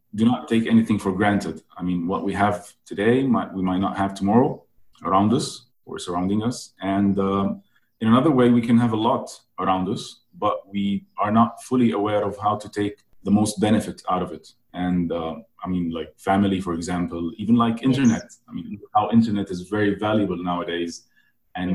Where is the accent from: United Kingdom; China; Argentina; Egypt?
Egypt; I'm born in Egypt